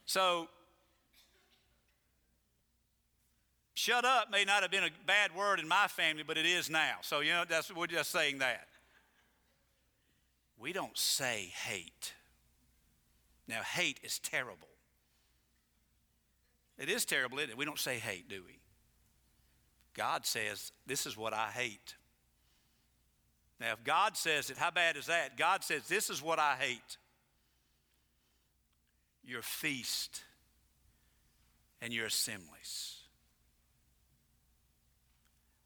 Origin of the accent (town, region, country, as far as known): United States